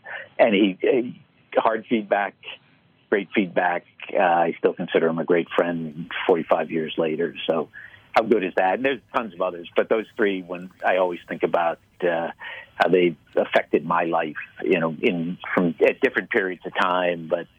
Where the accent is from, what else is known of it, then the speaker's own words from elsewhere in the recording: Boston, Massachusetts, United States; I grew up in Boston, and he would stand at the front door and greet everybody who made it in on a snow day to the bank and thank them for coming.